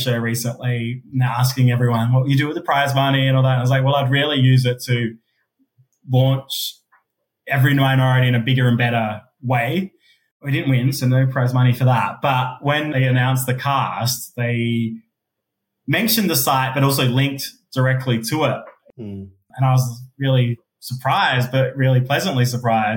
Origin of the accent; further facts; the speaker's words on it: Adelaide, South Australia, Australia; accent: Aussie; moved away as an adult; also born or lived in Sydney, Australia; now in Melbourne, Australia; being a gay person of colour in Australia, growing up in Adelaide